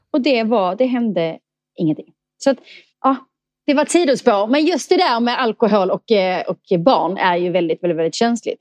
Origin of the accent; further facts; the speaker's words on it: Eslöv, Skåne, Sweden; moved away; also born or lived in Stockholm; Jag kommer från Eslöv i Skåne